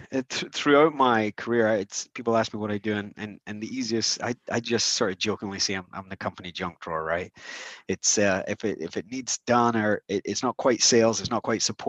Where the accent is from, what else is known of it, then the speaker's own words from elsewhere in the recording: Scotland, United Kingdom; moved away as an adult; now in United States; I grew up in Scotland. I came over to America when I was 21 to marry my bride.